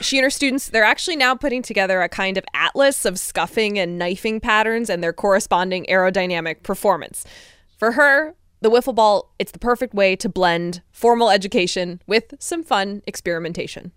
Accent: Connecticut, United States; my home state of Connecticut.

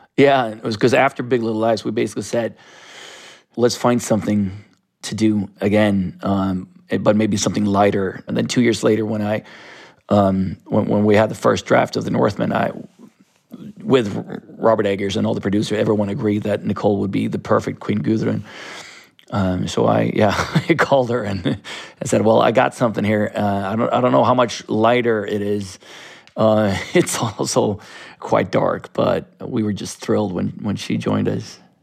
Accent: Stockholm, Stockholm County, Sweden; I grew up in Sodom Island, which is a, a very artistic neighborhood of South Stockholm

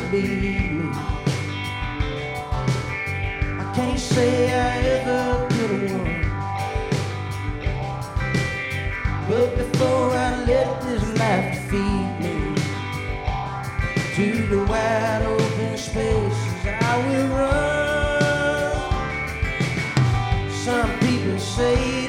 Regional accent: Ellaville, Georgia, United States; I am from South Georgia.

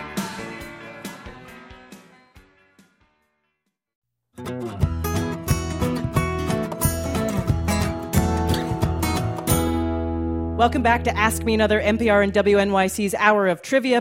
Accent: Canada; as a Canadian

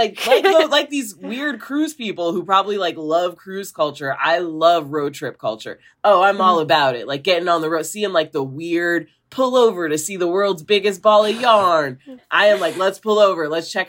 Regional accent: Midwest, United States; I am from the Midwest.

